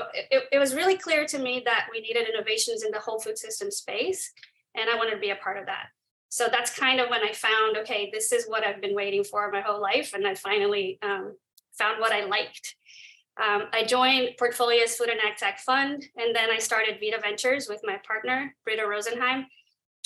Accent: Brazil; moved away as an adult; also born or lived in New York / Silicon Valley; I'm from Brazil.

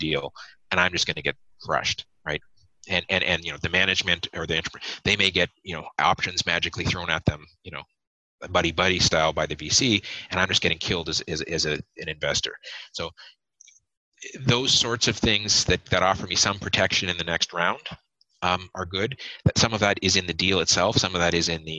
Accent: Canada; as Canadian investors

